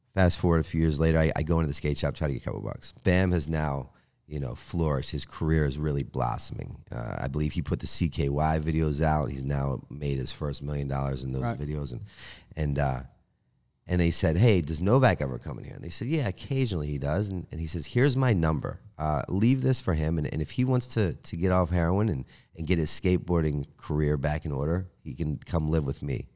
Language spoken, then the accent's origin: English; Baltimore, Maryland, United States; moved away as an adult; also born or lived in Pennsylvania; I was a guy from Baltimore who was homeless